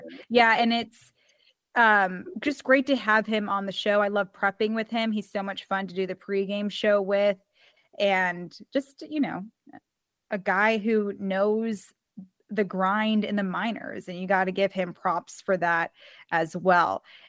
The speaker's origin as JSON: {"language": "English", "town": "Reno", "region": "Nevada", "country": "United States", "said": "I'm from Reno."}